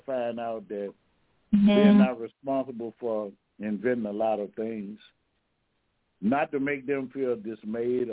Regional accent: Louisiana, United States; I'm from Louisiana now

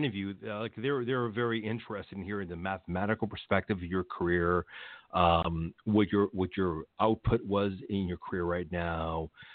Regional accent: Los Angeles, California, United States; I grew up in Los Angeles, and I grew up near the Fashion Institute here in Echo Park downtown

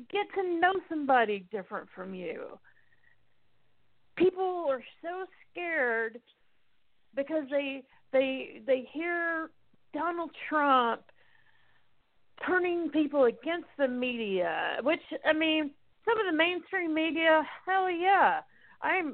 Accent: United States; I'm an American

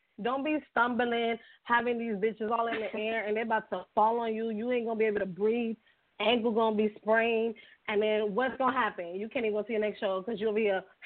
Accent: New York City, New York, United States; now in Florida, United States; I'm from New York City

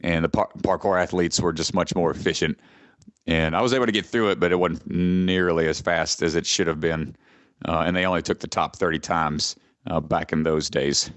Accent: Georgia, United States; Atlanta, my home state

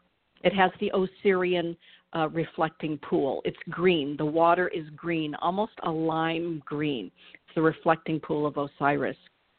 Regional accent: Georgia, United States; now in Michigan, United States; my home state of Georgia.

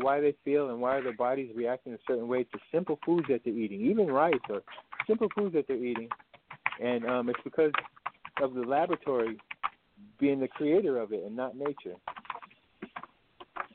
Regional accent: New England, United States; also born or lived in Alabama; I'm from New England

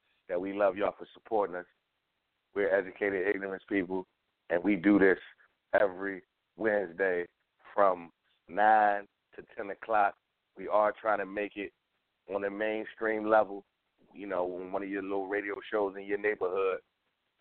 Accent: Philadelphia, Pennsylvania, United States; I'm from Philly

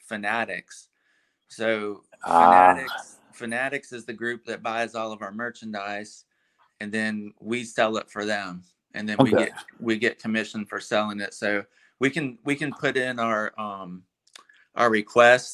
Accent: Michigan, United States; moved away; I grew up in Michigan

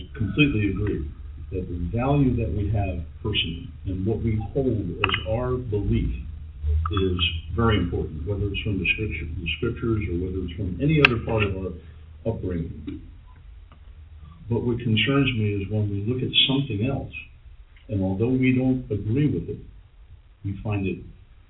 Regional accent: Philadelphia, Pennsylvania, United States; in Philadelphia, downtown, in the area called Germantown, but the majority of the segregation that happened in my town was not color, it was Irish and Italian. And I was raised in a household

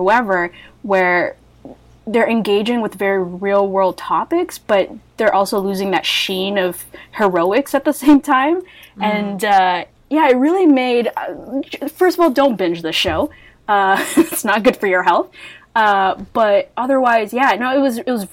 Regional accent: Canada; I'm Canadian

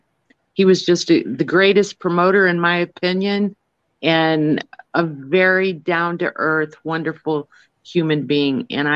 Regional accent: St. Louis, Missouri, United States; moved away as an adult; now in Minnesota, United States; even though I live in Minnesota and have for the last 10 years, St. Louis will always be my home.

